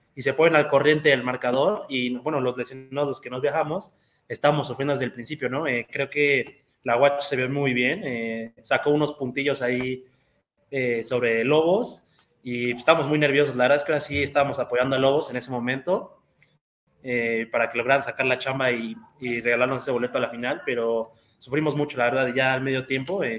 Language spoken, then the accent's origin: Spanish; Querétaro, Mexico; yo toda mi vida aquí en Querétaro